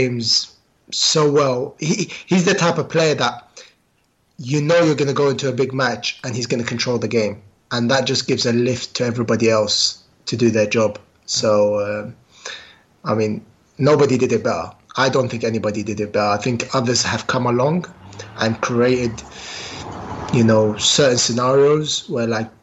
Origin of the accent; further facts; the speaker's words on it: London, United Kingdom; Queen's Park Rangers is my hometown club. So I support Queen's Park because that's where I grew up.